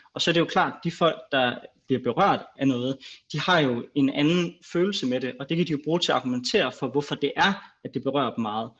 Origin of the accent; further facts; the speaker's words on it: Greenland; jeg er grønlænder